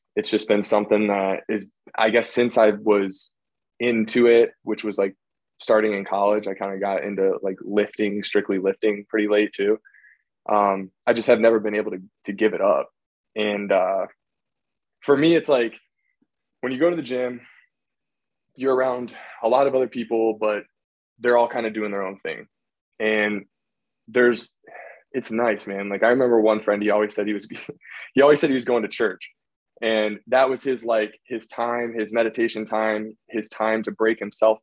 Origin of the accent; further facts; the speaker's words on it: Akron, Ohio, United States; I'm from Ohio, like 30 minutes or so south of Cleveland in the Akron area, just in the suburbs out here